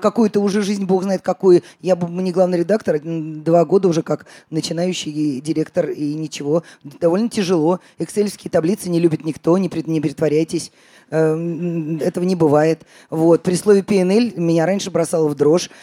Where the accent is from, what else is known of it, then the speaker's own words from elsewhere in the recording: Russia; also born or lived in Riga; я из России